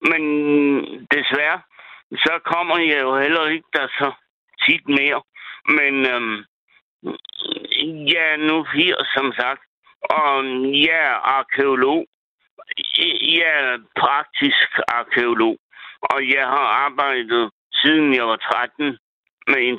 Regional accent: Thisted, North Denmark Region, Denmark; now in Jelling, Denmark; Jeg er egentlig fra Tisted

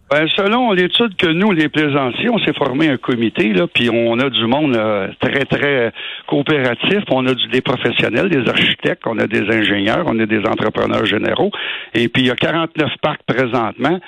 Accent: Montreal, Quebec, Canada; On est des Montréalais

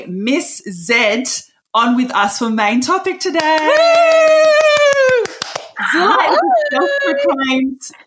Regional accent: Perth, Western Australia, Australia; a Perth girl like myself

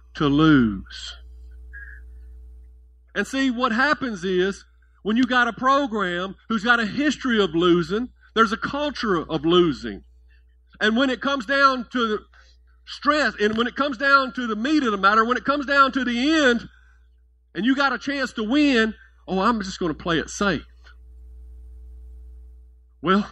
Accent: Memphis, Tennessee, United States; I grew up in Memphis

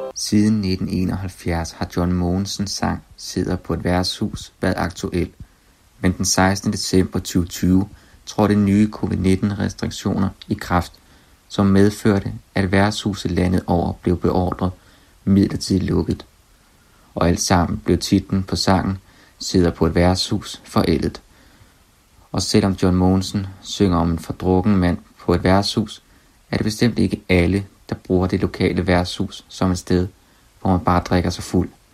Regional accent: Skive, Central Denmark Region, Denmark; moved away; min hjemby, Skive

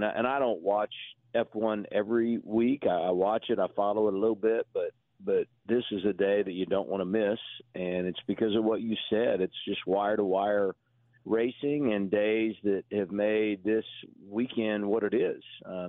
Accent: Indianapolis, Indiana, United States; I grew up in Indianapolis

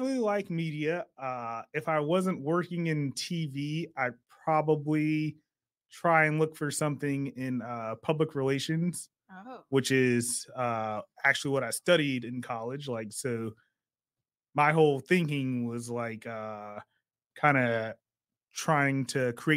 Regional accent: Sacramento, California, United States; born and raised in Sacramento

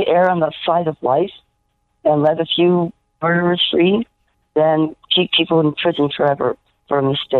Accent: Chicago, Illinois, United States; now in Los Angeles, United States; I'm from the northwest side of Chicago.

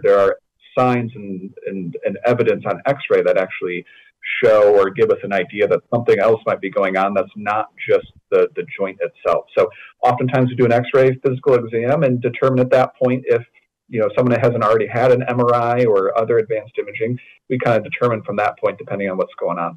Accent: West Michigan, United States; I grew up in West Michigan

